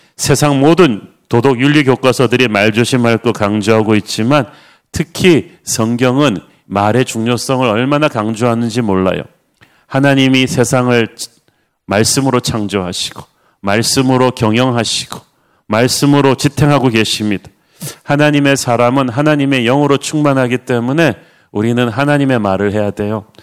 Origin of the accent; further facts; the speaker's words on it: Busan, South Korea; moved away; 둘 다 부산 출신에다가 둘 다 굉장히 가난하게 자라면서